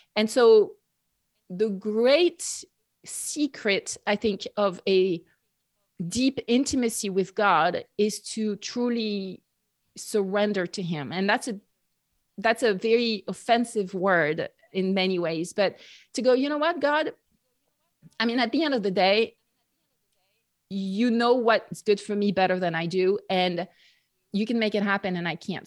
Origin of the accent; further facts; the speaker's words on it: near Bordeaux, Nouvelle-Aquitaine, France; English is a second language; moved away as an adult; I grew up in France, uh, near Bordeaux, southwest